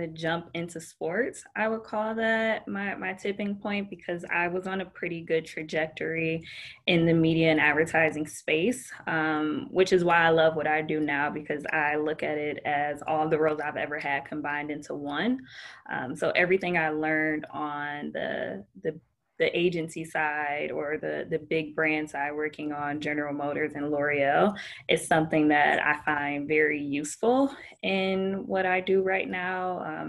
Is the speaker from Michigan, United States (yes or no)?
yes; Detroit, Michigan, United States; now in Orlando, United States; I had no ties to Orlando prior to that. Like, I'm from Detroit. I'm born and raised a Detroit fan.